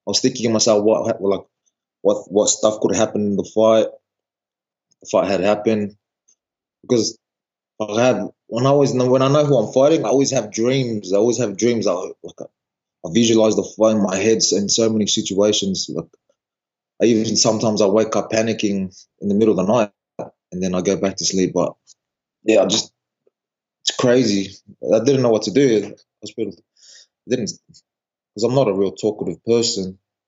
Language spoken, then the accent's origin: English; New Zealand; also born or lived in Tonga; now in Australia; I grew up in New Zealand.